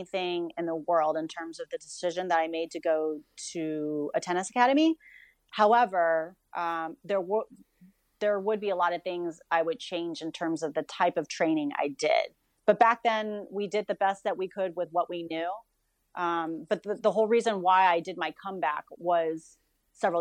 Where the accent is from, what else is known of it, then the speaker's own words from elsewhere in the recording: Mexico, Missouri, United States; I was born in Mexico, Missouri